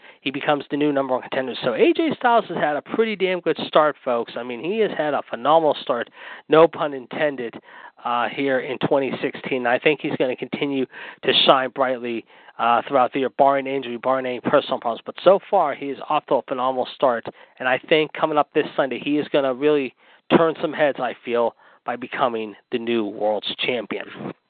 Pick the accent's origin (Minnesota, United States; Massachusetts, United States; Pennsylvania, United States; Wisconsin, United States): Pennsylvania, United States; Pittsburgh; born or raised there